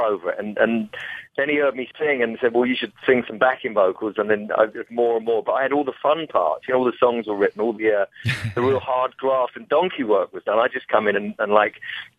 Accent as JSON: {"language": "English", "region": "England", "country": "United Kingdom", "said": "I'm from England"}